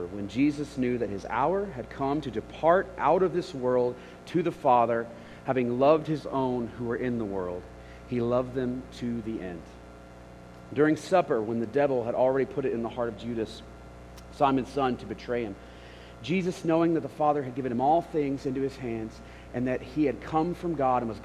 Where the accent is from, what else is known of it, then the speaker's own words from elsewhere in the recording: Memphis, Tennessee, United States; Memphis, which is my hometown